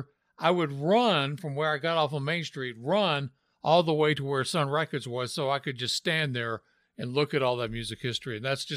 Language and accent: English; Memphis, Tennessee, United States; accent: Tennessee; Growing up in Memphis, I had some friends that they were a little bit older than, I guess, family friends that actually went to Humes Junior High